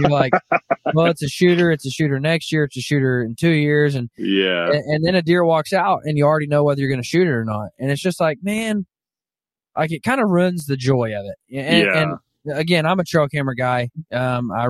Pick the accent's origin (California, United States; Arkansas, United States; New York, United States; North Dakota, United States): Arkansas, United States; I grew up in Arkansas